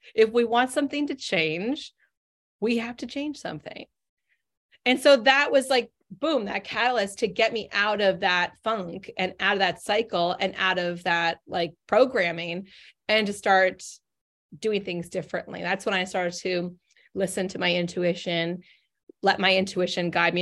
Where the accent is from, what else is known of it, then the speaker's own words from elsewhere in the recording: Northern California, United States; now in Boston, United States; I grew up in Northern California, moved three thousand miles away to Boston, Massachusetts